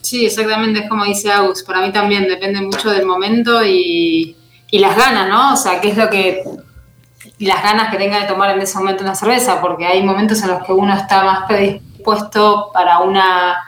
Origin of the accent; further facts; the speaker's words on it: Mar del Plata, Buenos Aires Province, Argentina; Mar del Plata, que es en la costa de, Argentina, en la ciudad de donde soy